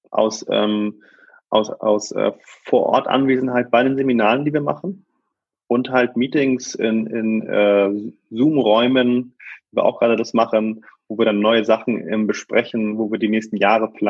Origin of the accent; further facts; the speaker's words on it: Hamburg, Germany; wir sind äh, aufgewachsen im Vorort von Hamburg ähm, in einem kleinen Einfamilienhaus mit einem schönen Garten